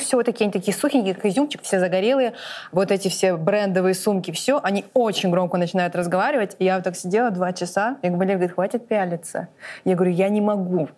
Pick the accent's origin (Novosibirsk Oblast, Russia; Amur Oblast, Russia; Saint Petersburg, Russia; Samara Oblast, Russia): Amur Oblast, Russia; Blagoveshchensk; moved away as an adult; now in Moscow, Russia; когда мы уезжали из Благовещенска